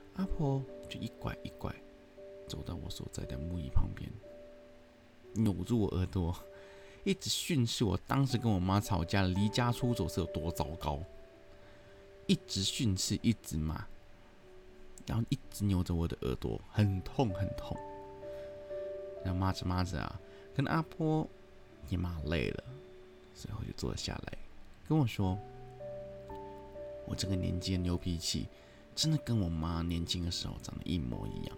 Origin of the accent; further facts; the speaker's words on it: Hong Kong; Chinese is a second language; now in Taiwan; 我口音其实有时候还是不太纯正，我是一名香港人